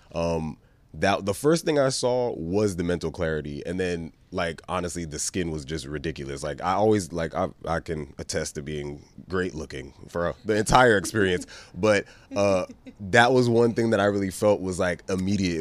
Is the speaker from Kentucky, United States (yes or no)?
no; New York City, New York, United States; now in Venice, United States; I'm from New York. Chopped cheese, bacon, egg, and cheese, all that. That's what that's what I grew up on